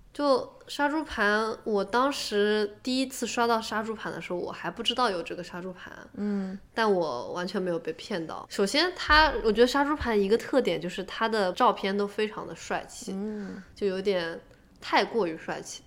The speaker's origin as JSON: {"language": "Chinese", "region": "Shanghai", "country": "China", "moved": "yes", "said": "我也是上海的嘛"}